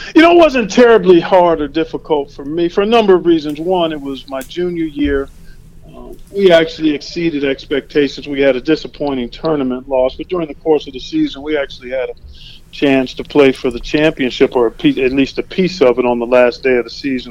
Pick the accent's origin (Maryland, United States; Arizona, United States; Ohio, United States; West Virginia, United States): Ohio, United States; Cleveland; I grew up in Cleveland.